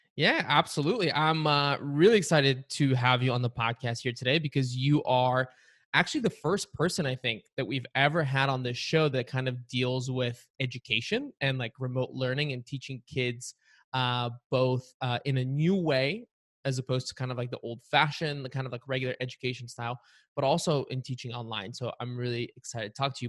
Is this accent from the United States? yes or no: no; Varna, Varna Province, Bulgaria; moved away; I was, I was born and I grew up in Varna, Bulgaria, which is, like, right on the coast